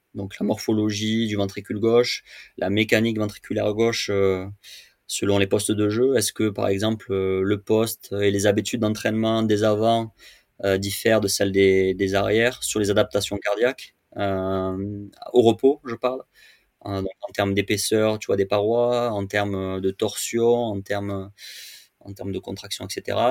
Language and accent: French; Châteauneuf-du-Pape, Provence-Alpes-Côte d'Azur, France; je suis originaire de, Châteauneuf-du-Pape, euh, qui est un petit village euh, réputé pour son breuvage à côté d'Avignon. Donc j'ai grandi dans le Vaucluse.